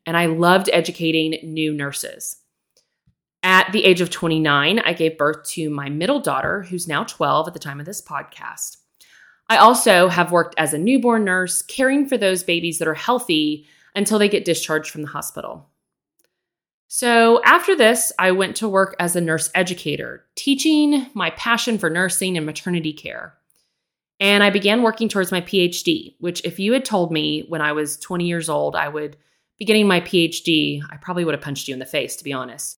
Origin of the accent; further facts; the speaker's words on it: Texas, United States; I grew up in Texas, born and raised, still here today